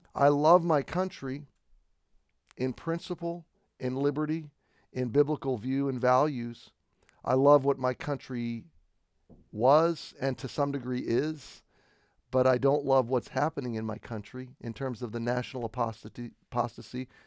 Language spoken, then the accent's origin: English; United States; as an American, I have been raised t, to, uh, be patriotic